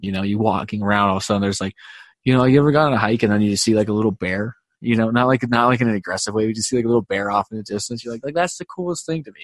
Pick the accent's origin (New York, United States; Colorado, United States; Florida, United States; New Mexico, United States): Colorado, United States; Glenwood Springs; I grew up in Glenwood.